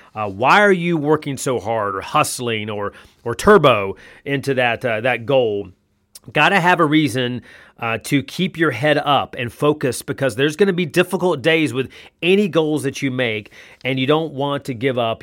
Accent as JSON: {"language": "English", "region": "North Carolina", "country": "United States", "tie": "born or raised there", "moved": "yes", "lives_now": "Columbus, Georgia, United States", "said": "I played basketball a lot, every day, essentially, growing up in North Carolina"}